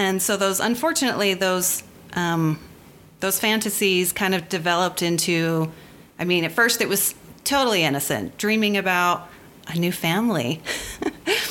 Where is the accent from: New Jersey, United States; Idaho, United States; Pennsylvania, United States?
Pennsylvania, United States; near Philadelphia; now in Utah, United States; I grew up near Philadelphia, Pennsylvania. My parents moved there when I was one